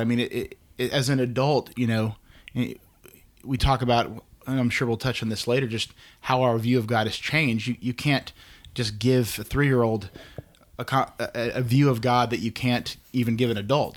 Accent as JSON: {"language": "English", "town": "Dallas", "region": "Texas", "country": "United States", "tie": "born or raised there", "said": "I'm actually from here, um, born in Dallas, been here in the great state of Texas with all of its oppressive heat for almost 36 years"}